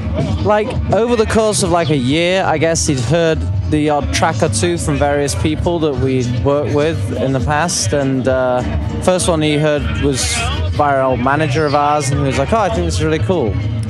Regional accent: Scunthorpe, Yorkshire and the Humber, United Kingdom; moved away as an adult; also born or lived in Los Angeles; now in New York, United States; me and Rupert here, we're from a little industrial town on the northeast coast of England called Scunthorpe.

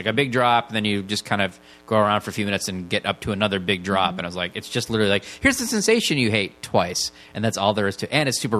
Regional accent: Michigan, United States; I grew up in Michigan, so it was about a 4 or 5 hour drive.

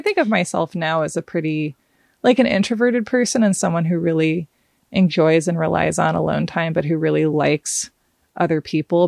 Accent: Portland, Oregon, United States; also born or lived in Hawaii; I grew up, uh, in the country outside Portland, Oregon, kind of in farmy country, um, and then also in Hawaii for several years

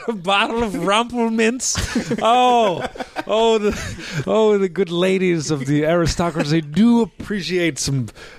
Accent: Wisconsin, United States; I'm from Wisconsin

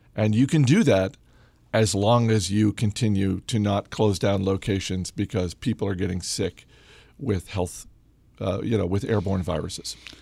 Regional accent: Maine, United States; moved away; also born or lived in Massachusetts; I'm from Maine

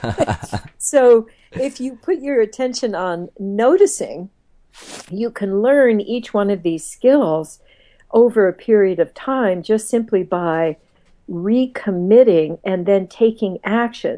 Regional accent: Midwest, United States; I grew up, did a lot of my growing up in the Midwest

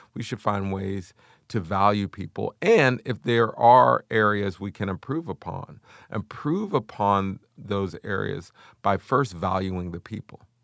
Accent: Wilkinsburg, Pennsylvania, United States; I grew up in Wilkinsburg, Pennsylvania

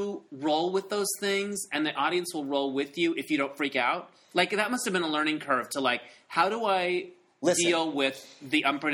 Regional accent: Holbrook, Arizona, United States; I grew up in Arizona

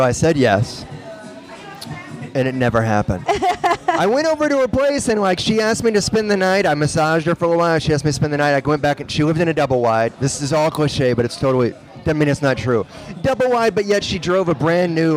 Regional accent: Memphis, Tennessee, United States; moved away; I'm from Memphis

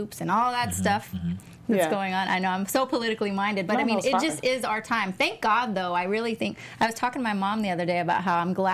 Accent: Texas, United States; moved away; That's what we call it in Texas.

